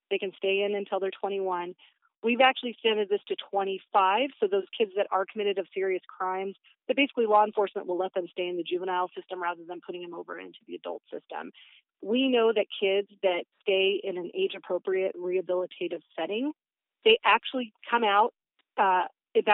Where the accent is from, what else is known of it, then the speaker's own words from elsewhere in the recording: Battle Ground, Washington, United States; I grew up in Battleground, which is in Southwest Washington